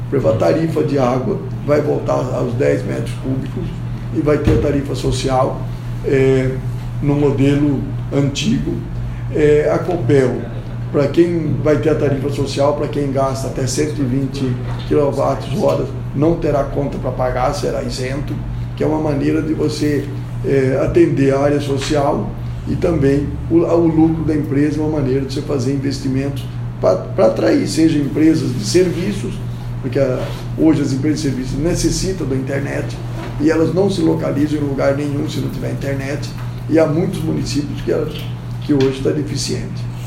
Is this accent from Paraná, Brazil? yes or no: yes; Rolândia, Paraná, Brazil; nascido e criado em Rolândia